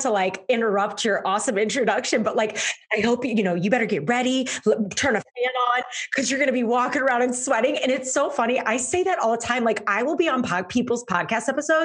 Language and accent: English; St. Louis, Missouri, United States; moved away as an adult; now in Chicago, United States; I am born and raised in St. Louis, Missouri, moved up to Chicago